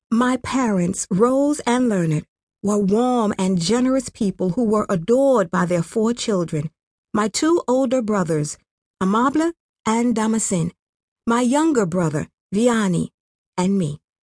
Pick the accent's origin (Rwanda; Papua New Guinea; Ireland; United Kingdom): Rwanda; Mataba, Western Province; I grew up in a small village called Mataba, in the western province of Kibuye